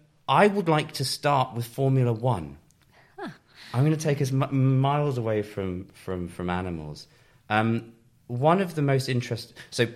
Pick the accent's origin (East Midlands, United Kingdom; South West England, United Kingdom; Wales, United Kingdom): East Midlands, United Kingdom; Towcester; I grew up in Toaster, quite near Silverstone